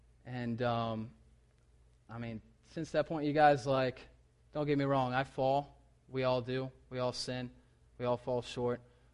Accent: the South, United States; I grew up in the South. I'd seen altar calls.

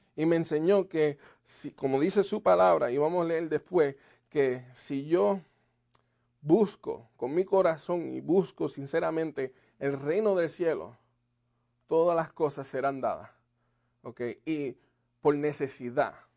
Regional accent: Puerto Rico; moved away; en Puerto Rico me diste vida

